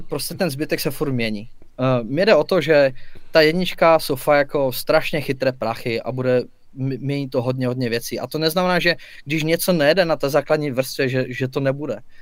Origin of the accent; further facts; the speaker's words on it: Czechia; jsme Češi, máme to tu rádi